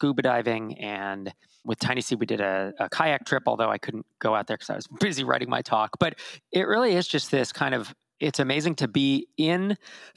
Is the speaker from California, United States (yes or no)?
yes; California, United States; I'm from California